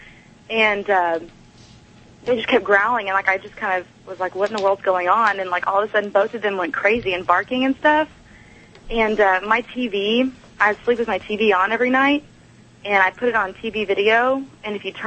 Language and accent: English; Texas, United States; I'm from Texas